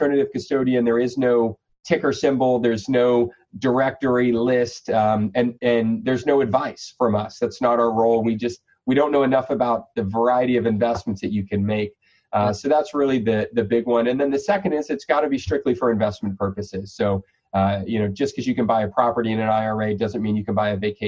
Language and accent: English; Florida, United States; I'm a Florida guy. So we born and raised here